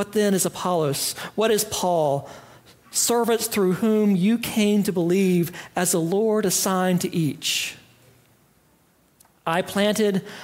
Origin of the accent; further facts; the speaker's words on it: Greenville, United States; I grew up in Greenville, and my family attended Fourth Presbyterian Church in Greenville at the edge of downtown since before I was born